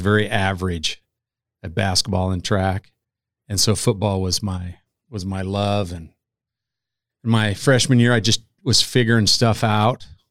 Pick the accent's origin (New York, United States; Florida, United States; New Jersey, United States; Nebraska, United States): Nebraska, United States; about an hour north of Kearney, central; now in Omaha, United States; I am from central Nebraska